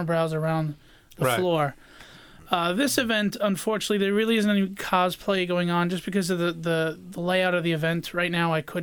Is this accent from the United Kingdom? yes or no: no; New York City, New York, United States; moved away as an adult; now in Suffolk County, United States; I'm a Queens born and raised guy. I only moved out here 6 years ago.